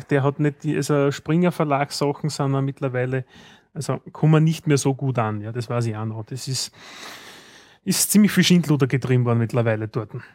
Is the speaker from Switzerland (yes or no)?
no; Austria; bei uns in Österreich